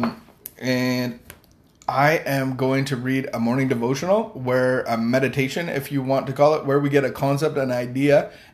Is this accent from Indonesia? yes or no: yes; Indonesia; moved away; I grew up in Asia, in Indonesia